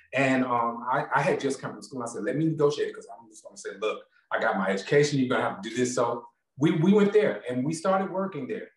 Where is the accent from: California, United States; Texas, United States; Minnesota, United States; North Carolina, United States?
North Carolina, United States; Gastonia; also born or lived in Charlotte, North Carolina; I was born in Charlotte, North Carolina, but I grew up in Gastonia, North Carolina